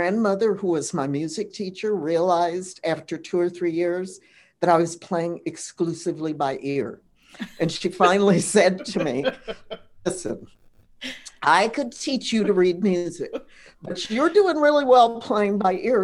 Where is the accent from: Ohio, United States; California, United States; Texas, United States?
California, United States; Los Angeles; growing up in Los Angeles, I spent my summers at the Hollywood Bowl